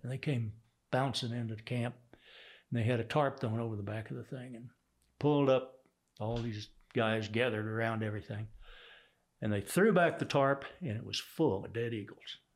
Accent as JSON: {"language": "English", "town": "Houston", "region": "Texas", "country": "United States", "tie": "born or raised there", "also_born_or_lived": "Sand Springs, Oklahoma", "accent": "Texas", "said": "I grew up in Texas."}